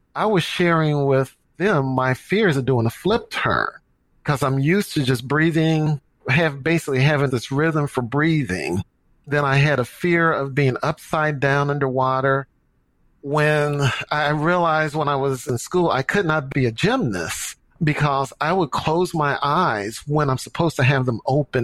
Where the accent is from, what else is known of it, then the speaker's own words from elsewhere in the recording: St. Louis, Missouri, United States; moved away as an adult; now in Dallas, United States; I'm from St. Louis, my hometown. And when I played sports in high school, I played soccer